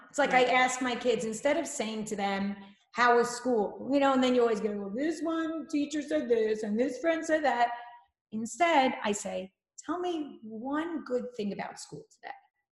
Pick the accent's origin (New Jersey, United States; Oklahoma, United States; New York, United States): New York, United States; are you from New York? I'm like, that's right